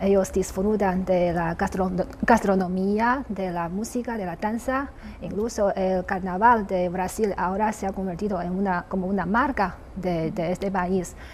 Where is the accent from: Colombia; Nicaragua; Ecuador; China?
China; also born or lived in Brazil; los chinos